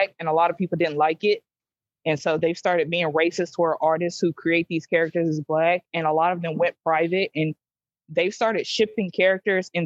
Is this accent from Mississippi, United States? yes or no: yes; Mississippi, United States; I'm from Mississippi.